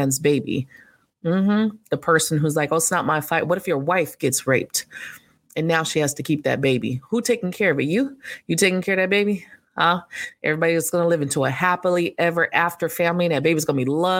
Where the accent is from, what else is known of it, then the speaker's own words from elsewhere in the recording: United States; I'm a fucking American too